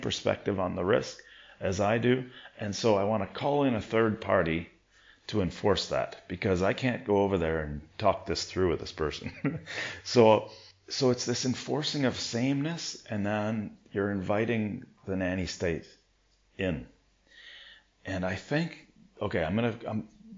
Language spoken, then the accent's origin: English; Ontario, Canada; moved away; I would go back to school in Ontario for September